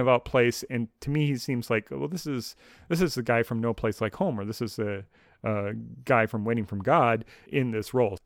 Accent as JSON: {"language": "English", "country": "United States", "said": "as an American with no tea culture"}